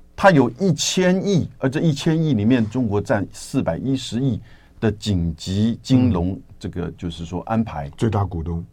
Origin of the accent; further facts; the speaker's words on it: Taiwan; 我们台湾这边必须要有所了解